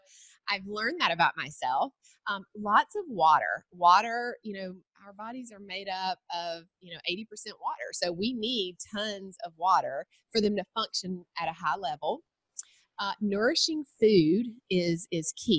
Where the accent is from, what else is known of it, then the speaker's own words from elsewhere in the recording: Cochran, Georgia, United States; also born or lived in Macon, Georgia; So I am a Georgia girl. I was born in Macon. That's the middle Georgia area. And then I grew up in a really small town called Cochran.